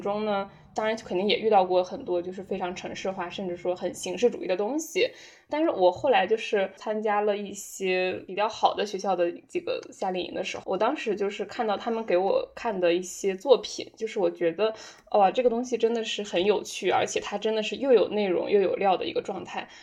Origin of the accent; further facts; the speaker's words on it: northern China, China; moved away as an adult; 当时我在自己家乡的一个新媒体公司实习。那其实我的家乡呢，已经是北方的一个比较大型的工业城市了